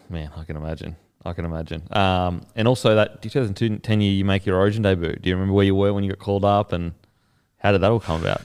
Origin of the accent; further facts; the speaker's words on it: Queensland, Australia; as a Queenslander